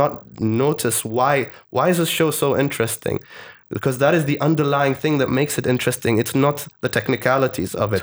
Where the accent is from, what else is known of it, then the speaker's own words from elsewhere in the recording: Oman; also born or lived in Malaysia / United Kingdom; I'm from Oman